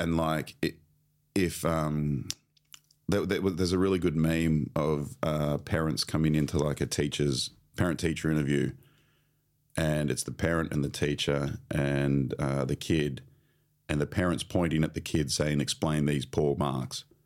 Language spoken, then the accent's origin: English; Sunshine Coast, Queensland, Australia; I grew up on the Sunshine Coast